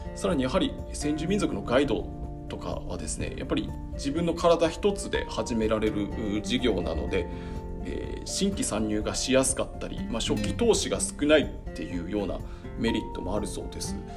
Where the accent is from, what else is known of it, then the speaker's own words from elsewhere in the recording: Niki, Hokkaido, Japan; あの、知りべし関内の二木町出身です